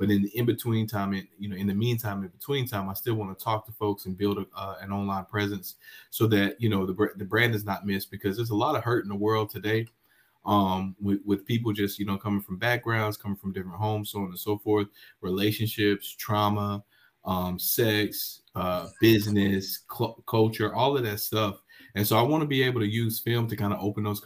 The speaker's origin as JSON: {"language": "English", "town": "High Point", "region": "North Carolina", "country": "United States", "tie": "born or raised there", "said": "in my hometown, man, of High Point, North Carolina, I grew up playing sports just like any regular person."}